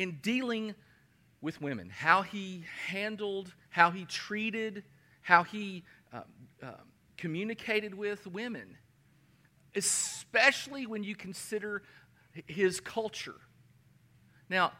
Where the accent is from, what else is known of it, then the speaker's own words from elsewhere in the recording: Danville, Kentucky, United States; my hometown, Danville, Kentucky.